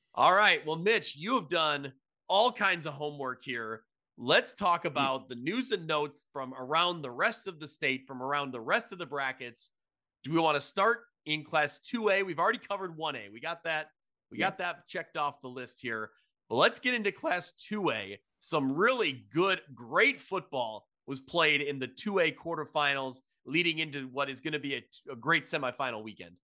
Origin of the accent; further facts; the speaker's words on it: United States; I'm from the Quad Cities area.